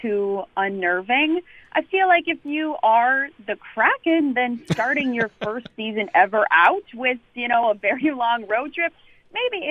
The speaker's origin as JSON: {"language": "English", "town": "St. Cloud", "region": "Minnesota", "country": "United States", "tie": "born or raised there", "moved": "yes", "lives_now": "Washington, United States", "said": "I am born and raised in St. Cloud, Minnesota"}